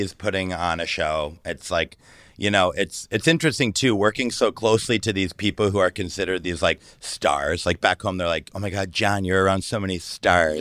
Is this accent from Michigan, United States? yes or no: yes; Detroit, Michigan, United States; moved away as an adult; also born or lived in Los Angeles; now in San Francisco, United States; I grew up in Detroit, Michigan